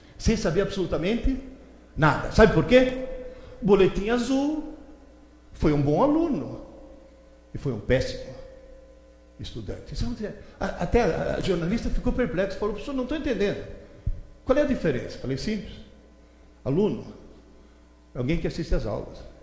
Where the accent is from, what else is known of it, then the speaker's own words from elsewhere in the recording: Italy; Portuguese is a second language; now in São Paulo, Brazil; Na Itália, de onde eu vim